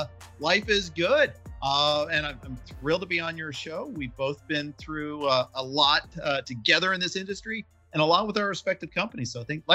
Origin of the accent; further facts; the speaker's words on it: Indianapolis, Indiana, United States; I grew up in Indianapolis. I am a man. I'm 50.